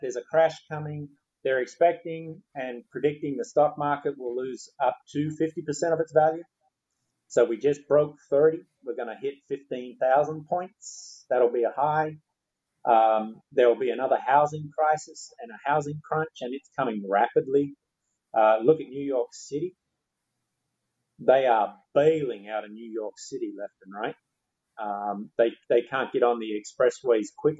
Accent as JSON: {"language": "English", "country": "Australia", "moved": "yes", "lives_now": "United States", "said": "I'm from Australia and thank God I can go back there"}